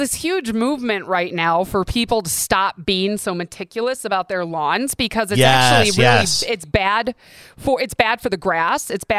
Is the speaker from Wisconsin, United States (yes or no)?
yes; Wisconsin, United States; also born or lived in Michigan; now in Arizona, United States; I moved here from Michigan, but I'm from Wisconsin.